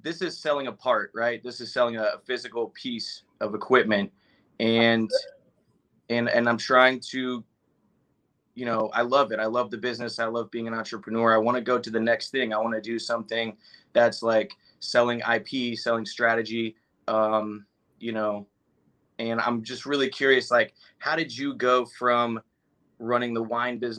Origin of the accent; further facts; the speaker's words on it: Raleigh, North Carolina, United States; I'm out of North Carolina